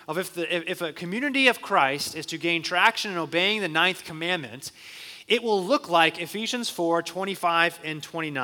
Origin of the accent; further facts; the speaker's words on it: Phoenix, Arizona, United States; I was born and raised in Phoenix